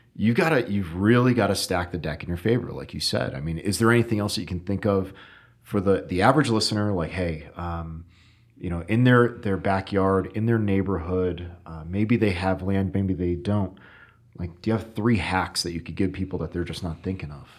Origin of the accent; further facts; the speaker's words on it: Connecticut, United States; I'm from Connecticut, so northern forest